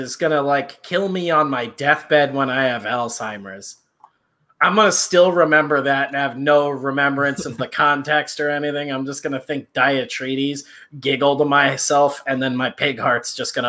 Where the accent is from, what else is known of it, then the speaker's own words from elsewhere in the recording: Chicago, Illinois, United States; Yeah, I grew up in Chicago.